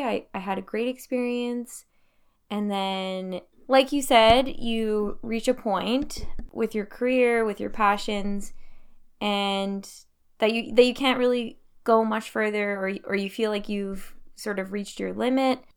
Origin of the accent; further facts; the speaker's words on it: Timmins, Ontario, Canada; also born or lived in Thunder Bay; now in Montreal, Canada; I'm actually originally from Timmins